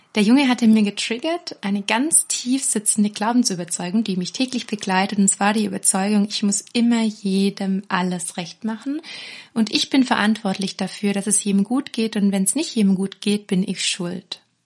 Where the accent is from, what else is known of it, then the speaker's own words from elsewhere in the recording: near Ravensburg, Baden-Württemberg, Germany; Aufgewachsen bin ich erstmal in der Nähe von Ravensburg, da wo die Spiele herkommen, das wissen die meisten. Und ich bin ganz behütet eigentlich in einem Dorf aufgewachsen